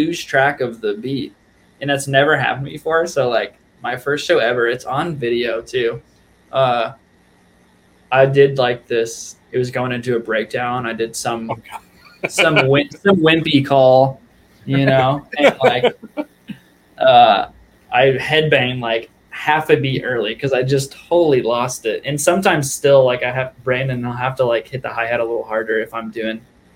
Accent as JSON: {"language": "English", "town": "Indianapolis", "region": "Indiana", "country": "United States", "tie": "born or raised there", "moved": "yes", "said": "that's where I grew up."}